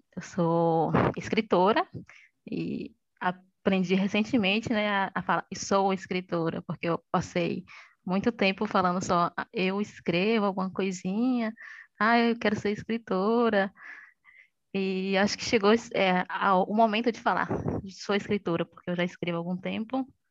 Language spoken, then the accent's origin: Portuguese; interior of Bahia, Brazil; E sou baiana, do interior da Bahia, não de Salvador